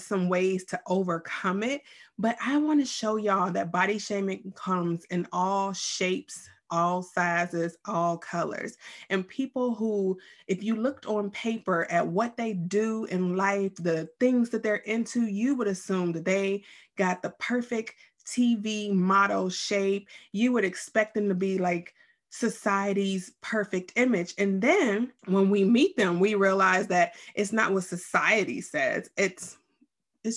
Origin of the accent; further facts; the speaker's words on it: Youngstown, Ohio, United States; also born or lived in Columbus, Ohio; We grew up in the same town, Youngstown, Ohio.